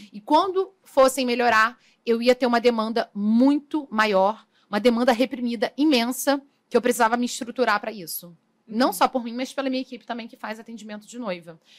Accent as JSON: {"language": "Portuguese", "town": "São Gonçalo", "region": "Rio de Janeiro", "country": "Brazil", "said": "São Gonçalo, que é da cidade de onde eu vim"}